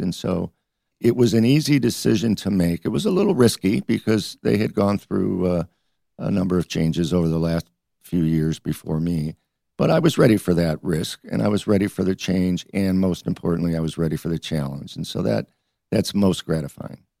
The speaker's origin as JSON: {"language": "English", "town": "Detroit", "region": "Michigan", "country": "United States", "tie": "born or raised there", "also_born_or_lived": "Ohio", "moved": "as an adult", "lives_now": "Detroit, United States", "said": "I grew up in Detroit."}